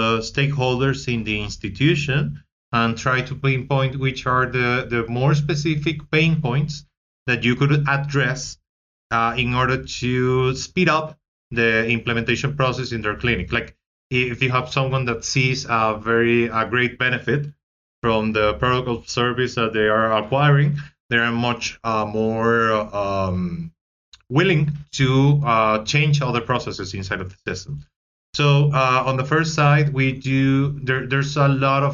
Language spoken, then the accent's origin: English; Venezuela; I am from Venezuela